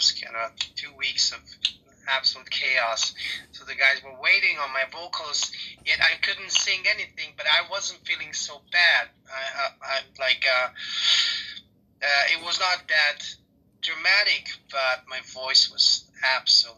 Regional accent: Serbia; I'm from Serbia

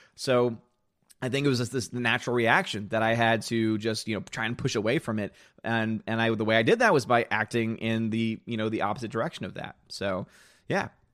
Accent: the South, United States; I'm from the South

